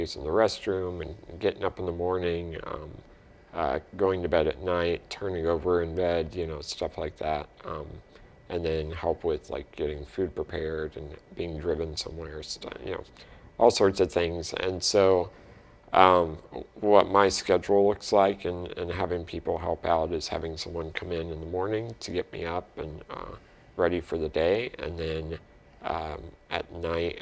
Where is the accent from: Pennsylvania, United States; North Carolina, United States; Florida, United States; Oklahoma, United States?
North Carolina, United States; moved away as an adult; now in Fort Wayne, United States; I moved here from North Carolina, where I grew up